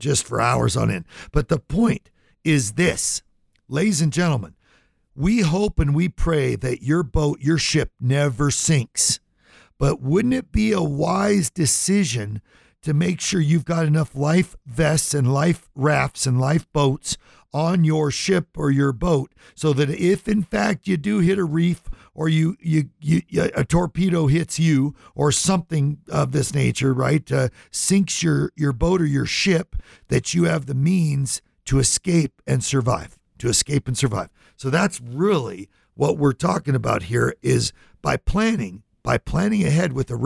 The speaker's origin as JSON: {"language": "English", "town": "Lodi", "region": "California", "country": "United States", "tie": "born or raised there", "said": "I grew up in California, little town called Lodi"}